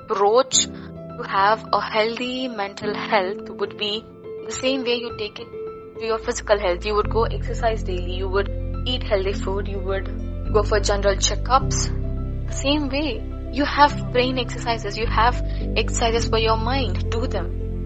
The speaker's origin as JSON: {"language": "English", "region": "Andhra Pradesh", "country": "India", "said": "I am from Andhra Pradesh"}